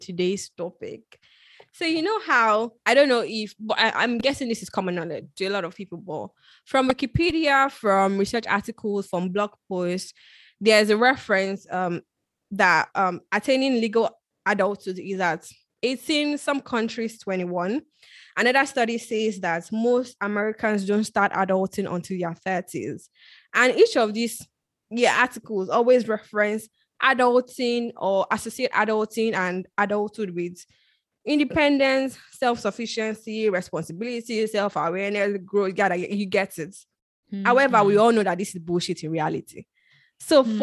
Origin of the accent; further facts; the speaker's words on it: Nigeria; moved away as an adult; now in United Kingdom; I moved from Nigeria to the UK for school